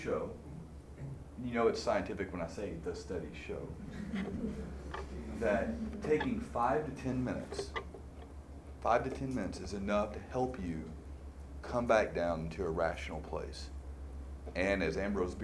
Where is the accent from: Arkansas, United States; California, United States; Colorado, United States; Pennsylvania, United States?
Arkansas, United States; I grew up in Arkansas